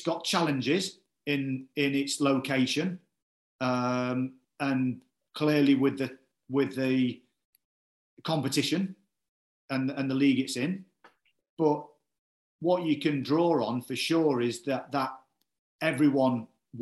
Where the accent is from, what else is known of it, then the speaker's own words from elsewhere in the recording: Cleethorpes, Yorkshire and the Humber, United Kingdom; also born or lived in Grimsby; now in Yeovil, United Kingdom; I'm from Grimsby, you know, it's my hometown, or Cleethorpes, should I say